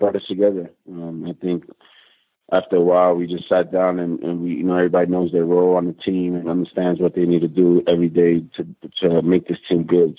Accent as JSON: {"language": "English", "region": "New York", "country": "United States", "tie": "born or raised there", "moved": "as an adult", "lives_now": "Jerusalem, Israel", "said": "New York, my hometown"}